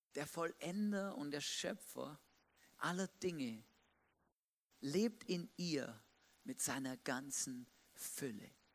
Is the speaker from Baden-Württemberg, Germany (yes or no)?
yes; Swabia, Baden-Württemberg, Germany; moved away; Es gibt auch da, wo ich aufgewachsen bin, so Kartenspiele